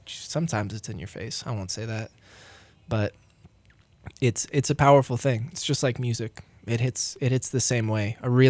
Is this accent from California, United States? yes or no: no; Roaring Fork Valley, Colorado, United States; There's no scale for me because I grew up here, you know. It's like it's stayed relatively the same size